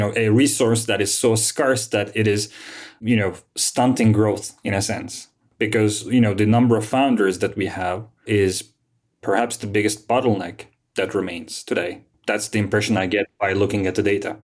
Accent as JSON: {"language": "English", "region": "Istanbul", "country": "Turkey", "tie": "born or raised there", "also_born_or_lived": "London", "said": "I was born and raised in Istanbul, and I studied here."}